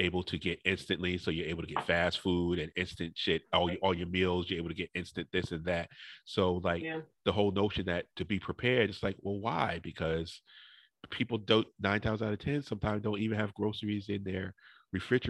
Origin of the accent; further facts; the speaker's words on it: New Haven, Connecticut, United States; moved away; I grew up in New Haven